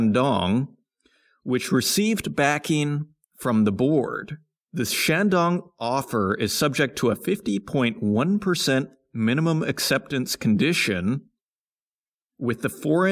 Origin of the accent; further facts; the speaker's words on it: Saskatoon, Saskatchewan, Canada; moved away; I come from Saskatoon, Saskatchewan